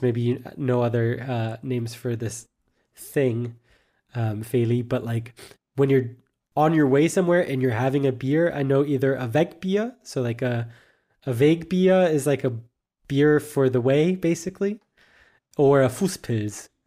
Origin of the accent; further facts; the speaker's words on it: United States; moved away as an adult; now in Germany; it's also just my home country